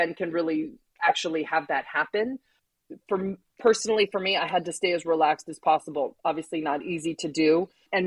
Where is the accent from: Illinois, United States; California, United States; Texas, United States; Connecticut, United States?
California, United States; growing up in California